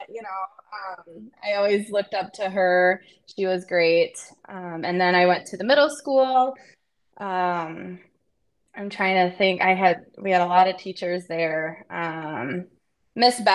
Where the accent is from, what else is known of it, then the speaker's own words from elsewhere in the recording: Hastings, Minnesota, United States; moved away as an adult; also born or lived in Kansas / Edina, Minnesota; now in Boston, United States; I was born in Kansas, actually. And I lived there until the middle of third grade, which is when I moved to Hastings